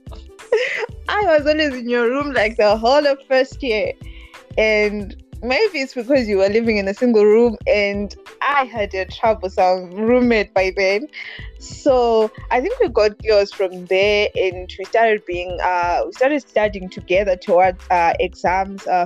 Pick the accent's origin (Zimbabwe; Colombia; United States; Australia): Zimbabwe; Bulawayo; I come from Bulawayo, the city of kings and queens